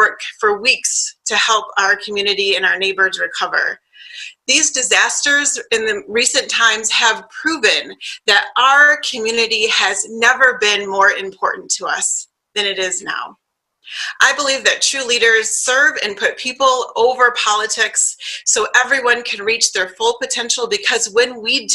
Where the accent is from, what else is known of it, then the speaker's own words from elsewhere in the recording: Flint, Michigan, United States; now in Midland, United States; I'm from Flint